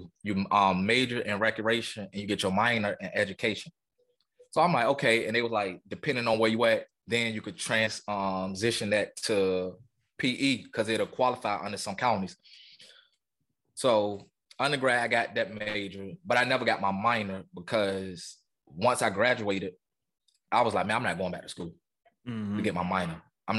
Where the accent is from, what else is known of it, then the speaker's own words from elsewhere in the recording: Portsmouth, Virginia, United States; moved away as an adult; also born or lived in Waycross, Georgia; But yeah, man, I'm from Portsmouth, Virginia, man. Born and raised. I spent majority of my life there. A year I stayed in Waycross, Georgia, where my family is originally from. But like I said, man, I'm from Portsmouth, Virginia